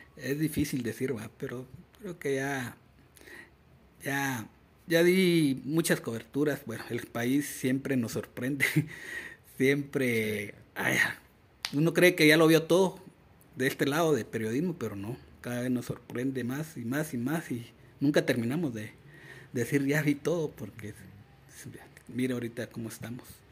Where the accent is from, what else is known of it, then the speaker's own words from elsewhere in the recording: Mixco, Guatemala Department, Guatemala; crecí en El Milagro, en El Milagro, en la zona 6 de Misco